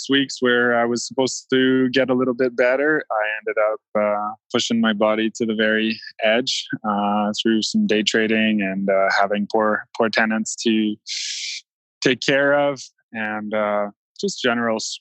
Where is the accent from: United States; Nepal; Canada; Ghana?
Canada; East Coast of Canada, Atlantic Canada; moved away; I grew up on the East Coast of Canada and been living out west since 2003